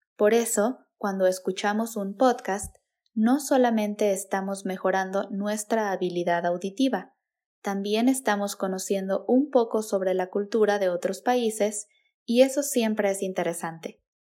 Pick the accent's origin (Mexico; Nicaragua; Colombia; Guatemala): Mexico; first language Spanish; la cultura de México, nuestras tradiciones, nuestra jerga